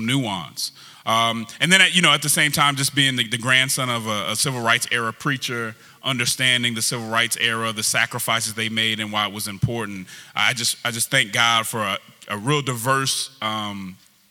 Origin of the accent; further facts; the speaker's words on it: Denver, Colorado, United States; I'm originally from Denver, Colorado. And so I was raised in a very diverse group of people